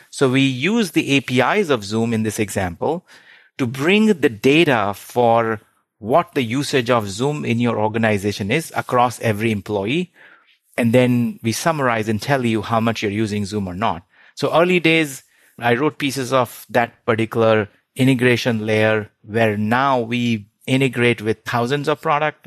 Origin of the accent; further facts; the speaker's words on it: India; moved away as an adult; I grew up in India, did my undergrad there